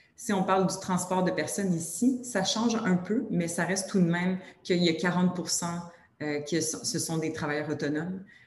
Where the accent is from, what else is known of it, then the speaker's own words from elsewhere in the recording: Quebec, Canada; accent: Québécois; avec mon accent québécois.